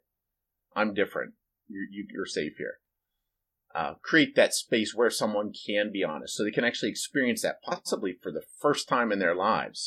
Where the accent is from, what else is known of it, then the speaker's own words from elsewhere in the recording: United States; I grew up in America